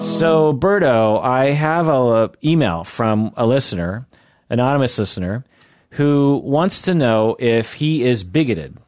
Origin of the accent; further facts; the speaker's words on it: Seattle, Washington, United States; I'm a Seattleite